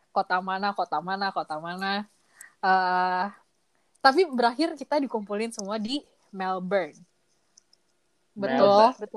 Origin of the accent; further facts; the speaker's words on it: Bandung, West Java, Indonesia; Gue ngomong gue tuh dari Bandung.